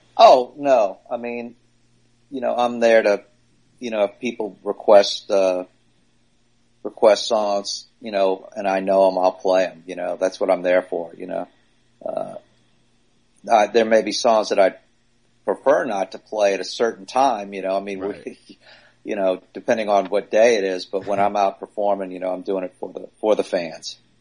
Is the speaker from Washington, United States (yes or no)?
no; New Orleans, Louisiana, United States; moved away; also born or lived in Long Island; I grew up in New Orleans